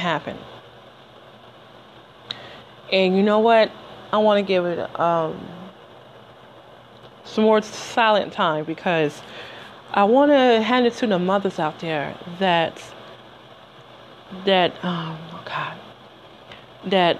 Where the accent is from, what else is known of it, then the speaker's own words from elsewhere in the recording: Detroit, Michigan, United States; moved away as an adult; I lived in Detroit for the first 20 years of my life. 2 weeks after my 20th birthday, I moved